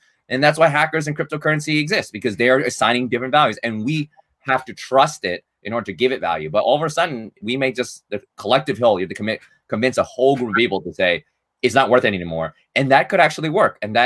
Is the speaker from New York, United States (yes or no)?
yes; New York City, New York, United States; Based in New York City, born and raised in Manhattan